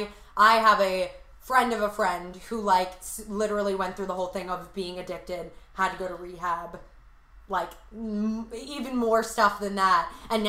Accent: Commack, New York, United States; I'm from Long Island. Long Island, it's fine. Did I enjoy growing up there? Yes, I enjoyed growing up there.

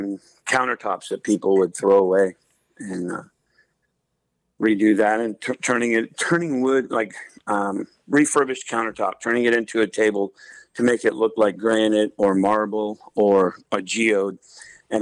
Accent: Alaska, United States; also born or lived in Anchorage / North Dakota; I was born and raised here in Alaska, born in Anchorage, and moved out here into the valley when I was like 9 years old, I believe it was. So I've lived here pretty much my whole life.

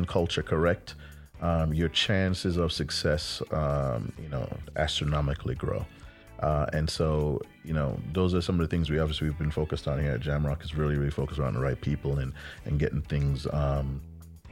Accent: Jamaica; moved away; I'm a kid from Jamaica

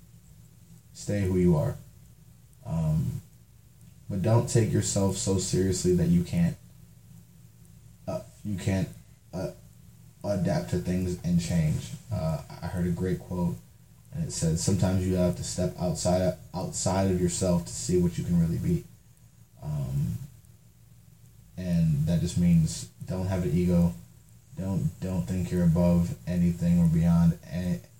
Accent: Cleveland, Ohio, United States; I'm from Cleveland

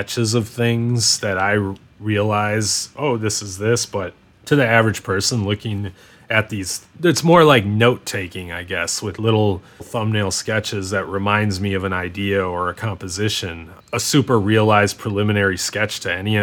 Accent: United States; people thought I was from Canada instead of being from the US

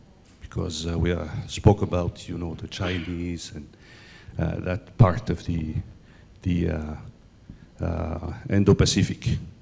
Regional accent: Madagascar; I'm from Madagascar, West Indian Ocean island, next to Mauritius, Seychelles, Comoros.

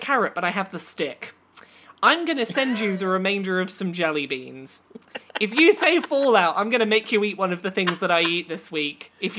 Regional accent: England, United Kingdom; accent: English; That is my English accent

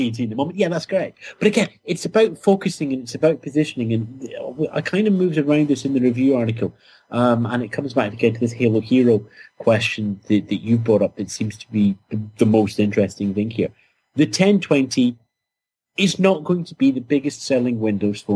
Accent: United Kingdom; being British

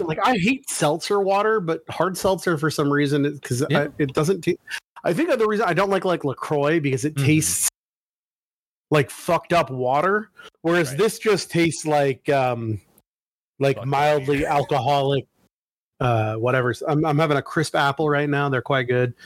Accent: Oregon, United States; I'm from Oregon

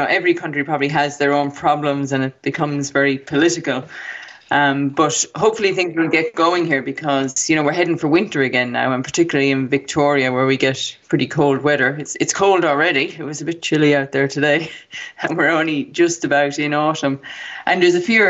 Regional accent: Ireland; when we were growing up in Ireland

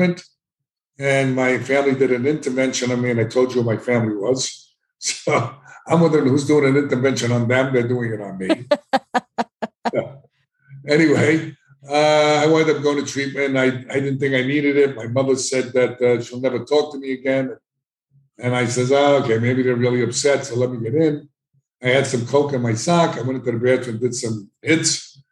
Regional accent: New York City, New York, United States; I grew up in the South Bronx

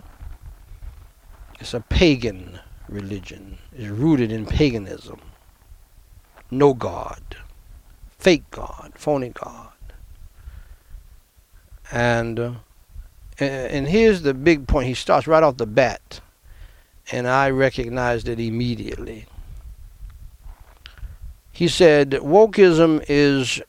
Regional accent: New York, United States; moved away; New York, my hometown where I was born

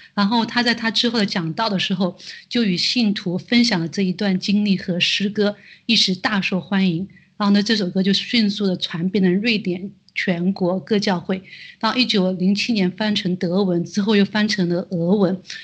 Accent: China; 我们作为中国人

